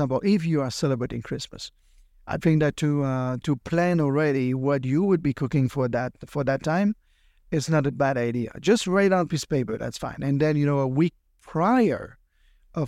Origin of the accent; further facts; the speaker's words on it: France; now in California, United States; I'm from California and originally, of course, from France